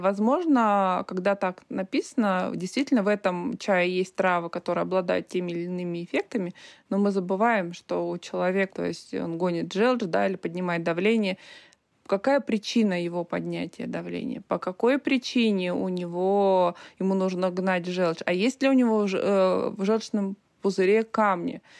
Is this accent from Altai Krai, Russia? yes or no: yes; Altai Krai, Russia; now in Altai Republic, Russia; Я родилась в Алтайском крае, в обычной деревне. Я знаю, что такое колхоз, что такое доить корову